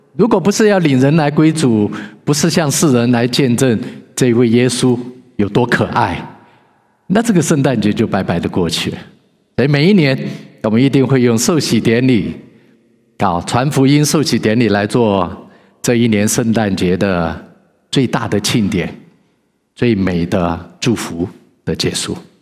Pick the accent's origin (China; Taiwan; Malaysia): China; now in Vancouver, Canada; 因为我们华人都认为有一位神